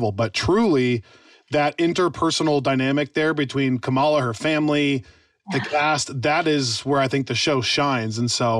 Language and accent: English; Michigan, United States; growing up in Michigan